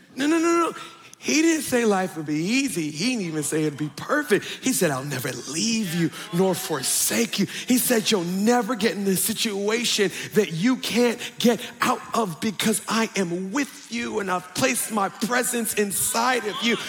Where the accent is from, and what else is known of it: Woodlawn, Maryland, United States; born or raised there